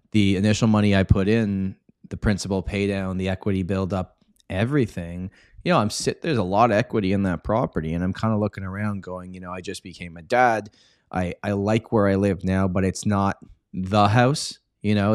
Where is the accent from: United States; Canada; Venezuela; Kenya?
Canada; Toronto, Ontario; I was born and raised in Toronto. Uh, pretty much been here my whole life